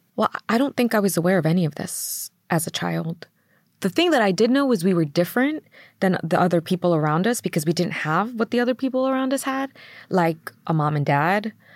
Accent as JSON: {"language": "English", "town": "New York City", "region": "New York", "country": "United States", "tie": "born or raised there", "said": "I grew up in in Queens, New York, mm. and we grew up in um, Middle Village"}